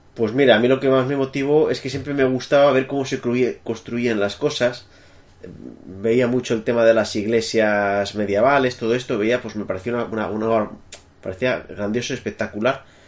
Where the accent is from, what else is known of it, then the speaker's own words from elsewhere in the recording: Madrid, Community of Madrid, Spain; moved away as an adult; now in France; soy nacido en Madrid